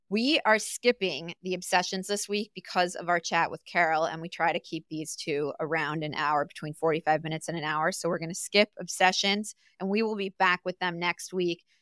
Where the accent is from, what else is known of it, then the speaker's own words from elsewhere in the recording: Arkansas, United States; that took me back to my home state of Arkansas